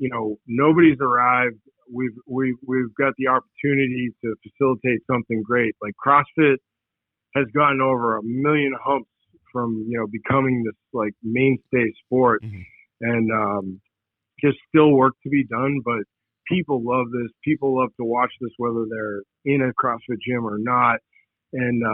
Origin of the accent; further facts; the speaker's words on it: Boston, Massachusetts, United States; I'm an Irish kid from Boston that doesn't speak a lick of Spanish.